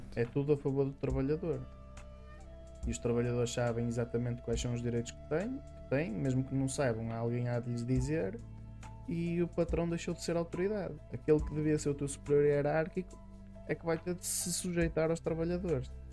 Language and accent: Portuguese; Minho, Portugal; eu sou minhoto e os minhotos são assim muito labregos